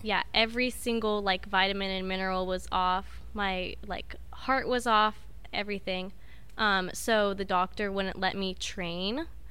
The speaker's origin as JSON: {"language": "English", "town": "Grants Pass", "region": "Oregon", "country": "United States", "also_born_or_lived": "Southern California", "moved": "as an adult", "said": "Southern Oregon, from, like, the boonies."}